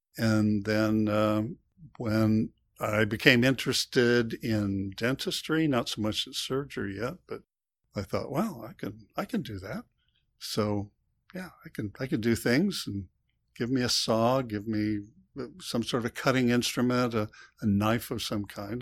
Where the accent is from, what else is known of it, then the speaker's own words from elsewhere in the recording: United States; when I was born, I was born in the U.S.